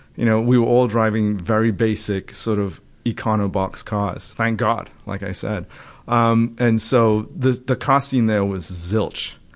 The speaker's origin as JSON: {"language": "English", "region": "England", "country": "United Kingdom", "tie": "born or raised there", "also_born_or_lived": "Trinidad", "moved": "as an adult", "lives_now": "United States", "said": "when I was nine, um, and I went to live in England."}